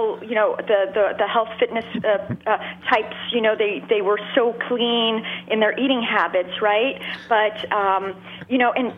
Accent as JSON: {"language": "English", "town": "Montreal", "region": "Quebec", "country": "Canada", "tie": "born or raised there", "said": "Montreal. I grew up in Montreal"}